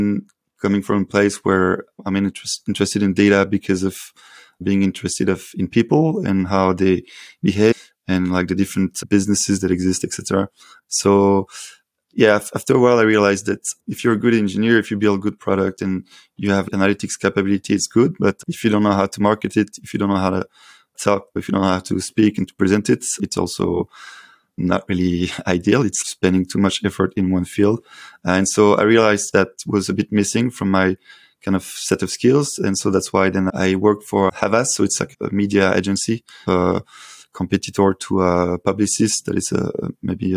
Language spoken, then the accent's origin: English; Paris, Île-de-France, France; calling from Paris, actually. It's my hometown.